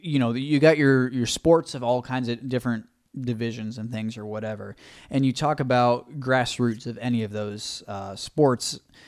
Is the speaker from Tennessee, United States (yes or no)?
no; Cleveland, Ohio, United States; also born or lived in Fairfax, Virginia; So I consider I was born and raised in Cleveland, Ohio.